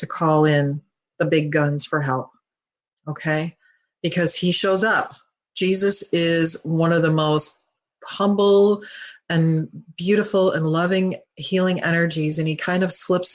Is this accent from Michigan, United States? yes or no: yes; Detroit, Michigan, United States; I'm from Michigan. I'm from Detroit, actually